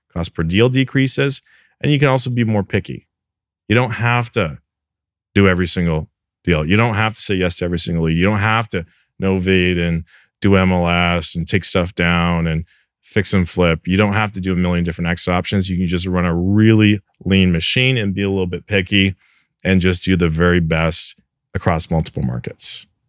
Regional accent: Canada; moved away; I'm Canadian originally.

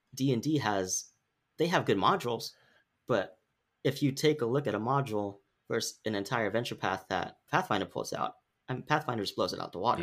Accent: Sacramento, California, United States; we're from Sacramento, but it's in our podcast title, like, we're Sacramento proud.

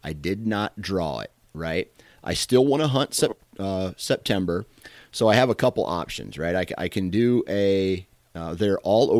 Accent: Iowa, United States; Knowing that I'm from Iowa, right, and knowing that I have, I'm going to be hunting deer in the rut in Iowa.

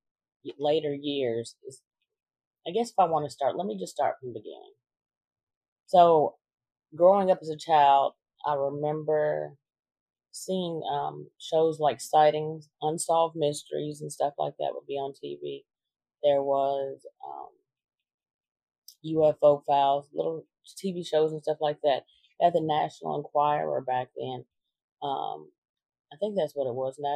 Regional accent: Limestone County, Alabama, United States; I'm from Limestone County, Alabama

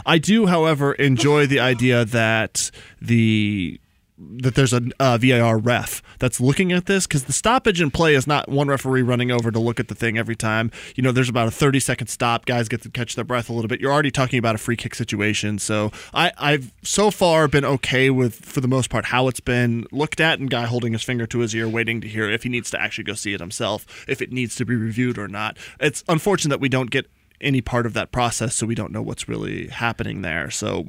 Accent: Atlanta, Georgia, United States; I'm from Atlanta.

